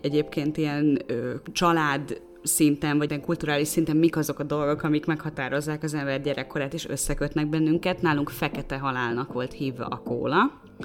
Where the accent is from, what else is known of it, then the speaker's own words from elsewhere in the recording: Szolnok, Jász-Nagykun-Szolnok, Hungary; moved away as an adult; also born or lived in Budapest; én szolnoki vagyok